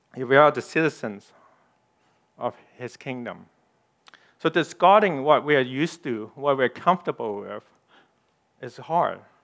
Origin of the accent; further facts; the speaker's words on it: Canada; I'm a Canadian. I'm ethnic Chinese